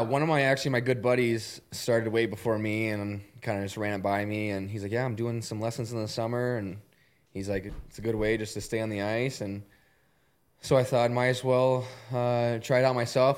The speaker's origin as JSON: {"language": "English", "town": "Columbus", "region": "Ohio", "country": "United States", "tie": "born or raised there", "said": "I grew up in Columbus"}